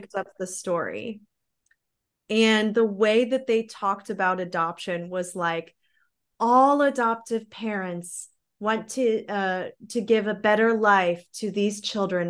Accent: Missouri, United States; moved away as an adult; also born or lived in Florida; now in Germany; I grew up, um, I grew up in Missouri.

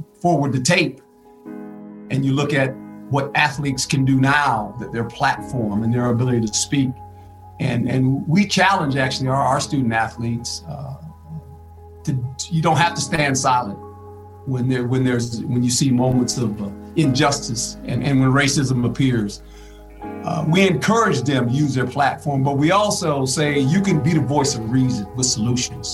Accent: Seaside, California, United States; also born or lived in Fort Monmouth, New Jersey; I grew up in Seaside, lived on an Army base earlier, Fort Ord

